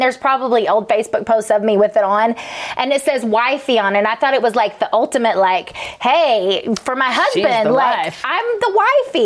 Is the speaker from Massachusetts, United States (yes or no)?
no; Chattanooga, Tennessee, United States; now in Las Vegas, United States; we're from Chattanooga, Tennessee